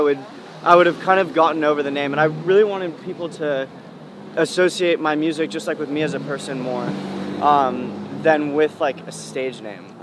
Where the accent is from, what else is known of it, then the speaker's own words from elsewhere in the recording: California, United States; Because I'm from the Bay, and I love that kind of music